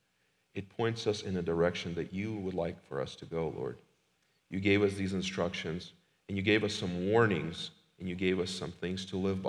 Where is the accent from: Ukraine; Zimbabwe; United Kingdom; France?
Ukraine; now in Lincoln, United States; we used to live in a different country, I'm from Ukraine